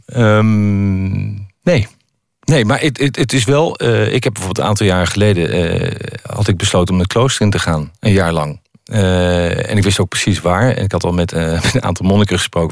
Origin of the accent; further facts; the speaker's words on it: Netherlands; als Nederlander